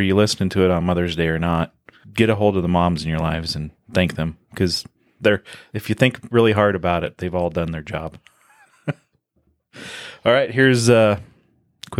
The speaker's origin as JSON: {"language": "English", "town": "Weston", "region": "Nebraska", "country": "United States", "tie": "born or raised there", "said": "I was born and raised in Weston, Nebraska"}